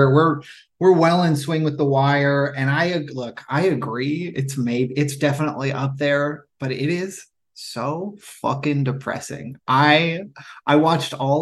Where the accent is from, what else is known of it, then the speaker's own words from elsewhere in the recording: Brier, Washington, United States; now in Los Angeles, United States; I grew up in Brier, Washington, which for those who aren't familiar with the Seattle area, that's like Lynnwood